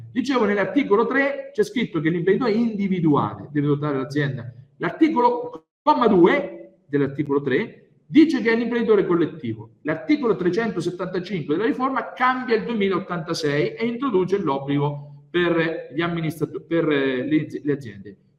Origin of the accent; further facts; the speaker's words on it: Grottazzolina, Marche, Italy; vengo dalle Marche, precisamente da Grotta Zolin, che è il paese più bello del mondo